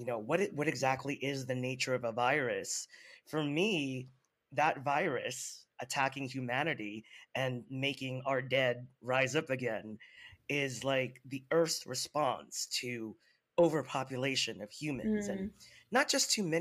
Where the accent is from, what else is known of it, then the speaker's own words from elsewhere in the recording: Philippines; being a Filipino